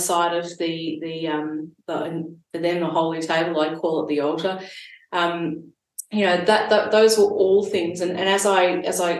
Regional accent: Sydney, New South Wales, Australia; now in Gippsland, Australia; I grew up in Sydney

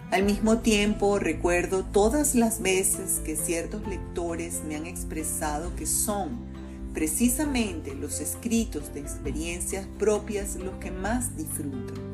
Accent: Venezuela; Tenemos solo dos hijos, cada uno en un continente diferente, como tantos venezolanos.

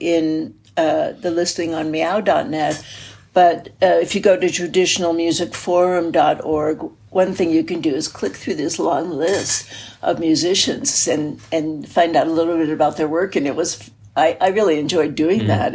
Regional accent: United States; I'm an American

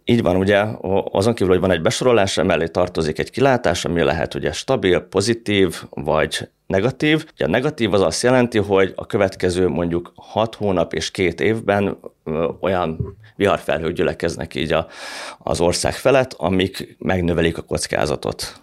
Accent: Hungary; magyarként, meg magyar befektetőként

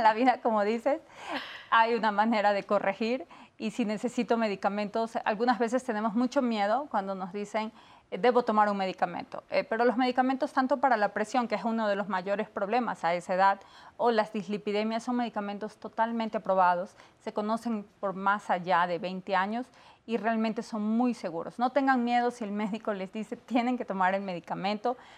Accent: Ecuador; moved away; Yo soy de Ecuador

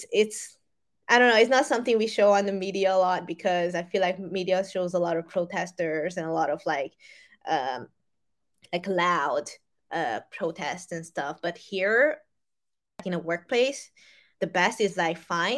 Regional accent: Hungary; moved away; back in the days when I lived in Europe, I grew up in Hungary.

